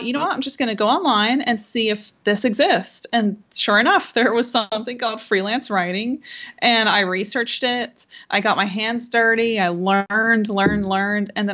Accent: Pennsylvania, United States; moved away as an adult; now in Texas, United States; I grew up on the East Coast in Pennsylvania

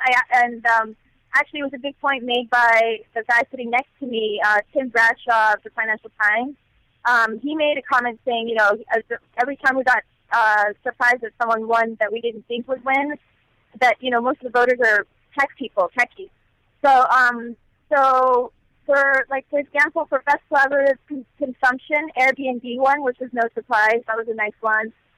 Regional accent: Los Angeles, California, United States; moved away as an adult; also born or lived in Bay Area; now in San Francisco Bay Area, United States; I'm from Los Angeles, so I've been in the Bay Area six months

